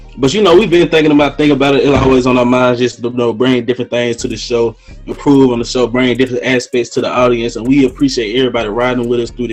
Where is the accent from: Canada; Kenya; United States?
United States; Greenwood; growing up in Greenwood